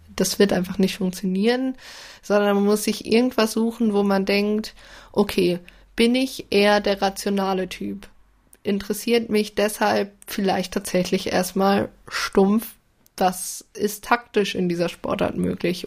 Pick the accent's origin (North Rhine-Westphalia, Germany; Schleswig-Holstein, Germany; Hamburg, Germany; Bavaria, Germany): North Rhine-Westphalia, Germany; Bielefeld; moved away as an adult; now in Hannover, Germany; Ich komme aus Bielefeld, studiere Medienmanagement in Hannover